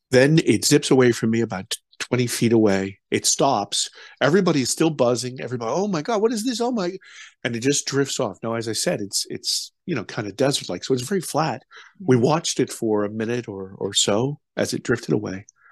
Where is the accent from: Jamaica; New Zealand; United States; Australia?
United States; also born or lived in Germany; I'm an American